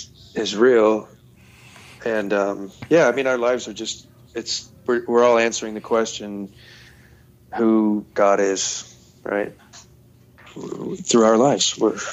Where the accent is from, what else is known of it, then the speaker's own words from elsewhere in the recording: Detroit, Michigan, United States; I'm from Detroit. Red Wings are my team forever